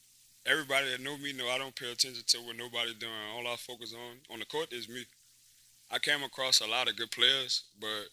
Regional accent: New Orleans, Louisiana, United States; I'm from the West Bank

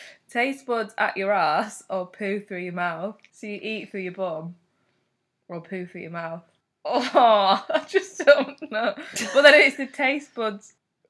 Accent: Failsworth, North West England, United Kingdom; Failsworth, it's not Oldham.

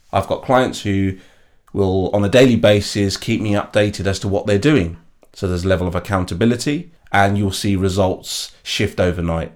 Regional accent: London, United Kingdom; I was born and bred in East London. I grew up in a place called East Ham

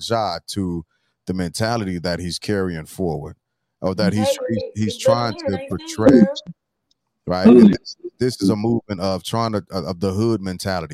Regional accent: St. Louis, Missouri, United States; up around the corner from each other in South St. Louis. You on the Tony, I was on Shaw.

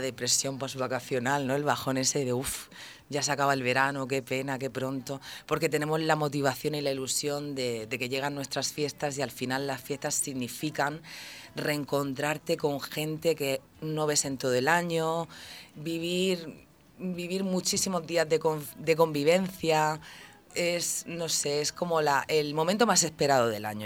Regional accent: Santomera, Region of Murcia, Spain; aquí, aquí nací, aquí me he criado

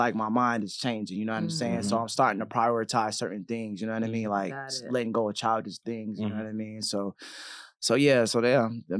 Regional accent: Killeen, Texas, United States; moved away; So I'm from Killeen, Texas. Shout out to Texas. I'm always going to represent Texas no matter where I go. Okay. I'm 29 years old

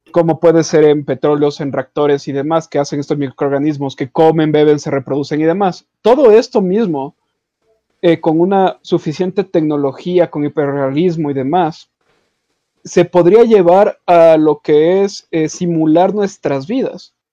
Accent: Quito, Pichincha, Ecuador; born there; Los cuatro nacimos en Quito, eh, nacimos en Quito Ecuador.

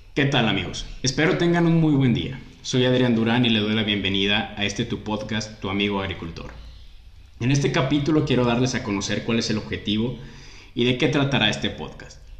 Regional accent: Mexico; Soy mexicano

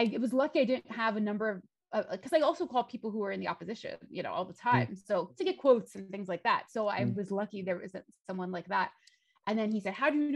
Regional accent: United States; I'm American.

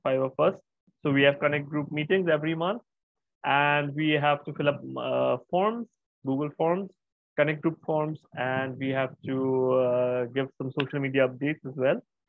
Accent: Kolkata, West Bengal, India; I'm from Kolkata in India.

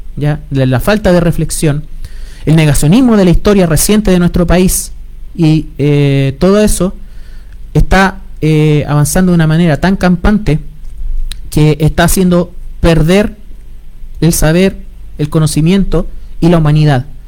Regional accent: Chile

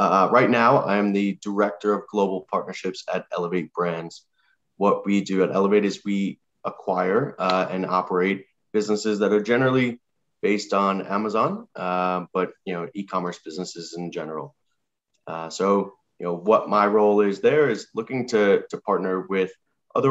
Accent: New York City, New York, United States; moved away as an adult; also born or lived in Washington, District of Columbia, United States; now in Austin, United States; I was born and raised in New York City. I lived here for the first 18 years of my life

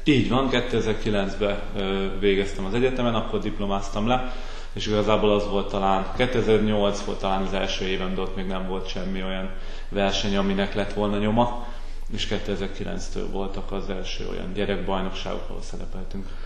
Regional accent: Veszprém, Veszprém County, Hungary; moved away as an adult; also born or lived in Szombathely / Székesfehérvár; Veszprémi születésű vagyok

